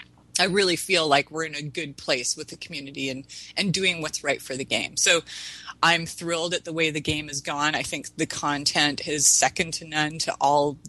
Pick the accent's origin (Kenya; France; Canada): Canada; now in United States; West Coast Canadian. I'm actually American now, but I'm dual citizen